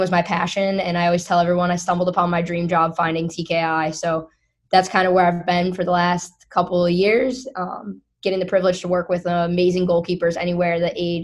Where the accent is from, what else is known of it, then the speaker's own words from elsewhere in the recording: Syracuse, New York, United States; moved away as an adult; I'm originally from Syracuse, New York. I grew up there.